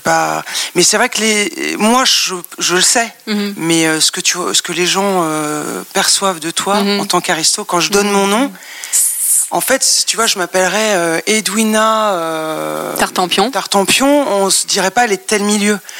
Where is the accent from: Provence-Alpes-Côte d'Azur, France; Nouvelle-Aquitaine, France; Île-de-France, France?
Île-de-France, France; Paris; j'ai grandi à Paris dans le 16e